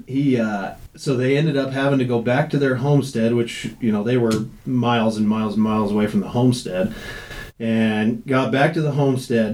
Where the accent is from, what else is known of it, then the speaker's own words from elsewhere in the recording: Jackson, Wyoming, United States; I was born and raised in Jackson